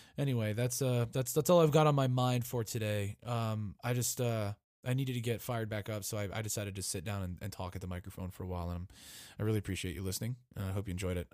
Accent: United States; As an American citizen

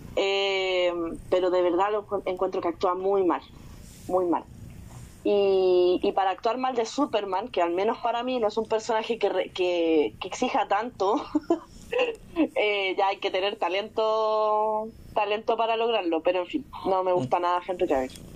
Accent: Chile; acá me voy a poner como chilena

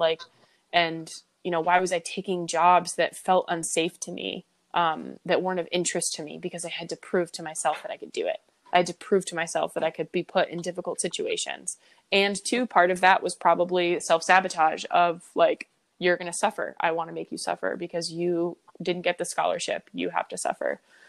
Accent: East Lyme, Connecticut, United States; Predominantly, I say I'm from Connecticut, from East Lyme, where you are also from, because that's where I spent the most time and that's where I felt the most home.

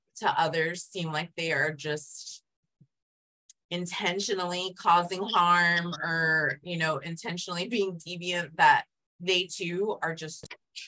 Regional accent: Yuma, Arizona, United States; I grew up in Yuma, so on the border

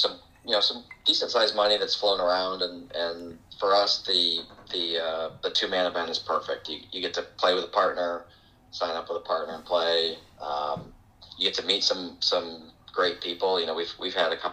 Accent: Grand Rapids, Michigan, United States; I grew up here in West Michigan, Grand Rapids

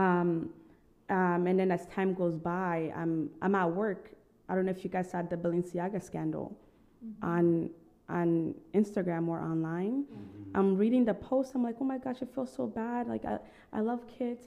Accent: Burundi; moved away; also born or lived in Tanzania; So I was born in Tanzania, but I lived in Burundi.

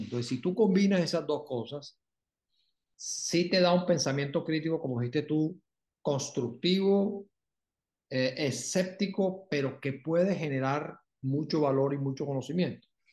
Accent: Barranquilla, Atlántico, Colombia; yo nací en Barranquilla, me crié en Barranquilla

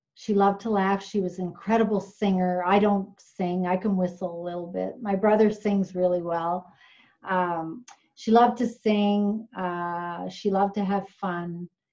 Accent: Newfoundland and Labrador, Canada; moved away; I grew up in Newfoundland, we would have education week

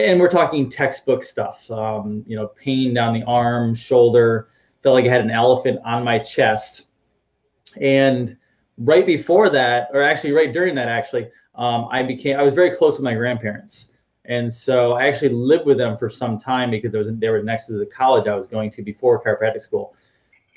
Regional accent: Northeast, United States; moved away as an adult; also born or lived in Boston; now in Orlando, United States; I'm from the Northeast and I was tired of the snow and cold

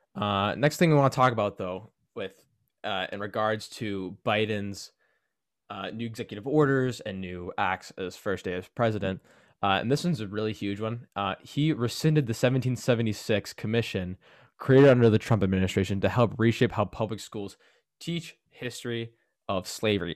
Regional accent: Canada; me being Canadian

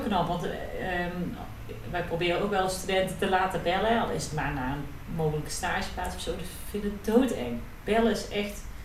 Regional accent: Netherlands; wij Nederlanders

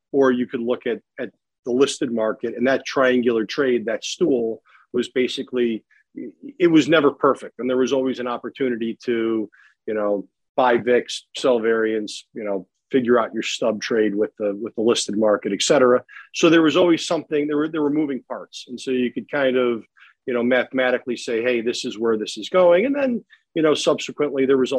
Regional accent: Palatine, Illinois, United States; Chicago area, out in Palatine. And so I'm a local guy

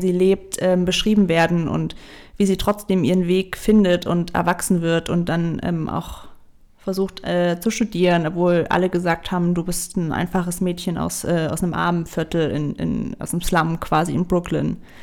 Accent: Thuringia, Germany; moved away; ich komme ursprünglich aus Thüringen

